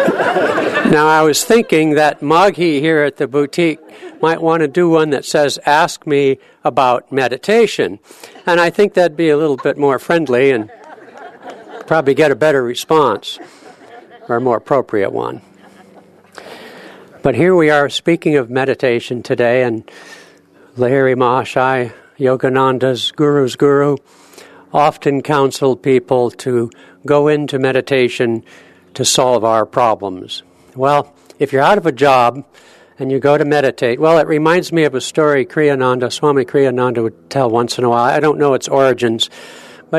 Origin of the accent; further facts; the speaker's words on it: California, United States; now in Seattle, United States; I'm from California originally